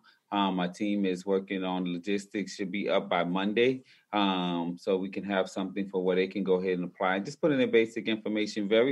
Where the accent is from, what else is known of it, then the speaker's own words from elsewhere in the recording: New Orleans, Louisiana, United States; I'm originally from New Orleans, Louisiana